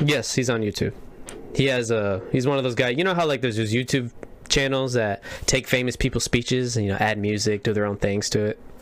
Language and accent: English; Indiana, United States; I'm from the Midwest, from Indiana